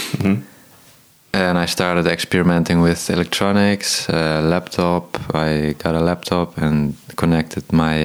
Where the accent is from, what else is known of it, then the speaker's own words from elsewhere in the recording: Tilburg, North Brabant, Netherlands; I'm a guitarist from Tilburg. I was born there. It's a city in the south of Holland. And there I got, from 6 years old, I got guitar lessons from my father